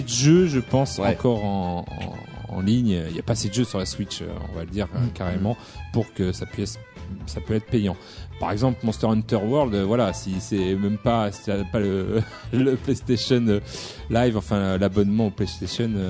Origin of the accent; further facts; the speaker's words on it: Bordeaux, Nouvelle-Aquitaine, France; nous en tant que Bordelais